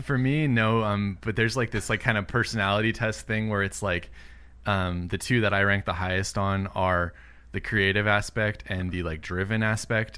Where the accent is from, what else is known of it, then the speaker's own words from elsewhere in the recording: Southern California, United States; also born or lived in Illinois; I was born in Illinois, but I've been in California my whole life